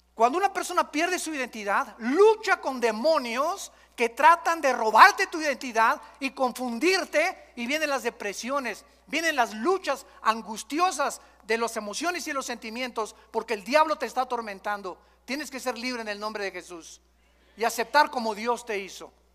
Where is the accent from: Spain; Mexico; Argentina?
Mexico; todos nosotros venimos de la religión popular, de aquí en México